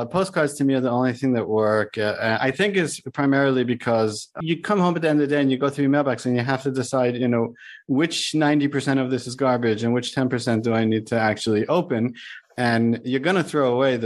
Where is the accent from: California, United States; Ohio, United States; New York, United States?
New York, United States; moved away as an adult; now in Boca Raton, United States; I was from New York